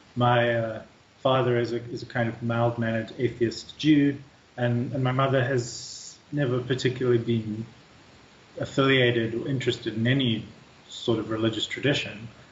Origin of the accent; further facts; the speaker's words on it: South Africa; moved away; Growing up in South Africa, too, uh, we're such a ethnically, culturally, linguistically, religiously diverse country.